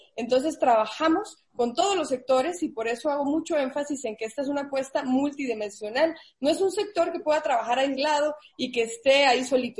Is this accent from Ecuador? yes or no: no; Guatemala; yo soy guatemalteca